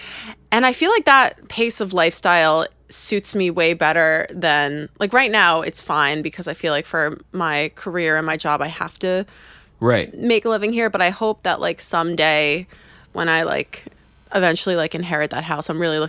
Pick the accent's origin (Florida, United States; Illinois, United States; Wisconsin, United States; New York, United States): New York, United States; Port Washington; I'm from Port Washington.